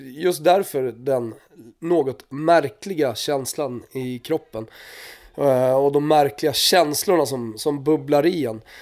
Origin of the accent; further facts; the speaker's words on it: Sweden; jag tror att man är stolt som svensk, är det inte det då?